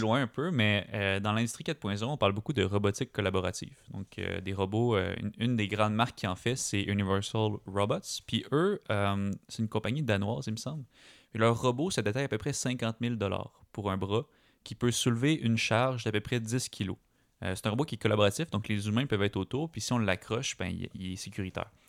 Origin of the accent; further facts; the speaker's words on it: Quebec, Canada; chez nous, au Québec